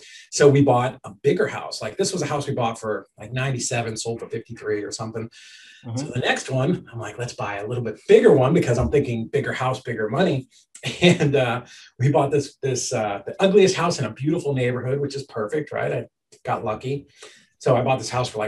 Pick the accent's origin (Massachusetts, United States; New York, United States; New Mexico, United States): Massachusetts, United States; Boston; I grew up in Boston